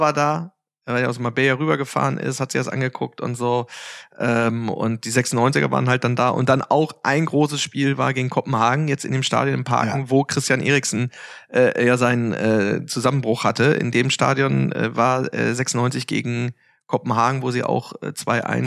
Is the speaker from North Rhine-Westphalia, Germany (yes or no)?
no; Hanover, Lower Saxony, Germany; ich bin in Hannover ähm, geboren äh, und habe da äh, in Altweinbüchen, das ist halt praktisch direkt vor Ort angrenzend